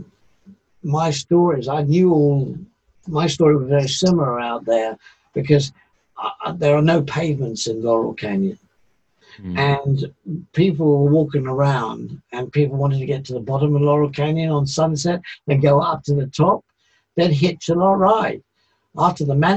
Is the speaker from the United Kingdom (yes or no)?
yes; England, United Kingdom; being English